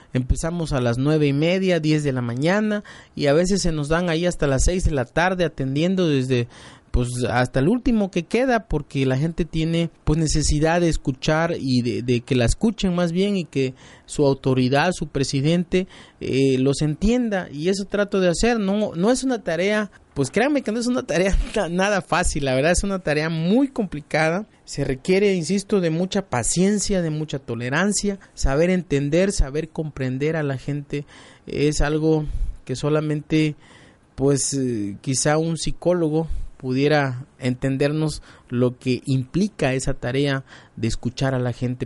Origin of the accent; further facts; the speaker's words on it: El Cepudo, Guerrero, Mexico; yo nací allá, me crié